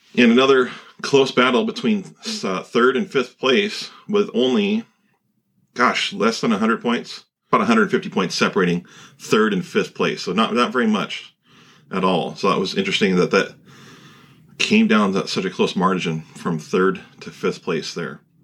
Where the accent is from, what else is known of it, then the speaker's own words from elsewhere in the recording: Pacific Northwest, United States; growing up in the Pacific Northwest